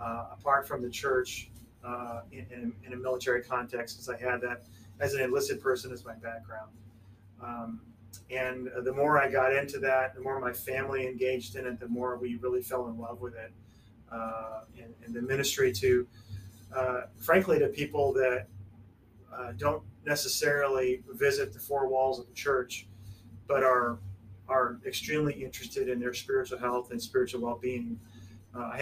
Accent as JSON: {"language": "English", "region": "Illinois", "country": "United States", "also_born_or_lived": "Wichita, Kansas / Las Vegas, Nevada", "moved": "yes", "said": "we are originally from Illinois and came here from Las Vegas"}